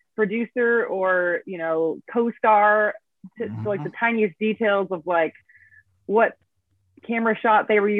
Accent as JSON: {"language": "English", "town": "Davis", "region": "California", "country": "United States", "tie": "born or raised there", "said": "I went to the record store in my hometown, which is still there. It's called Armadillo Music in Davis, California."}